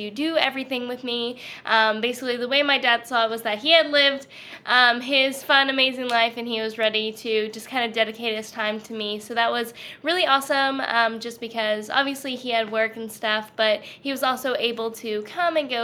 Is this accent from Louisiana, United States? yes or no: yes; Louisiana, United States; growing up in Louisiana, everything was pretty normal. I'm definitely like full Southern Louisianian